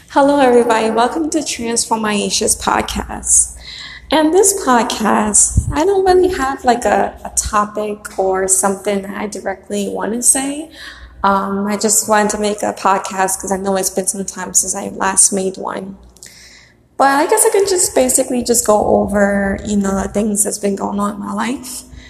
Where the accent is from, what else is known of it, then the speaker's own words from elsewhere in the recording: New York City, New York, United States; the house that I was born in in Brooklyn